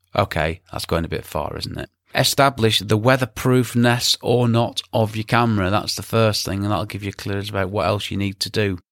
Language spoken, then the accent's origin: English; England, United Kingdom; being English and living in England